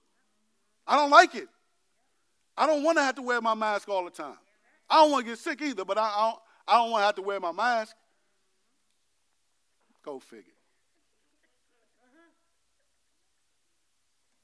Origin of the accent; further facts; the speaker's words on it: United States; I'm American